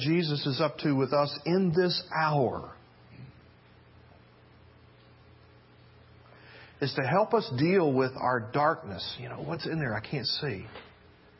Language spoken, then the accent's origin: English; Memphis, Tennessee, United States; I grew up in Memphis, Tennessee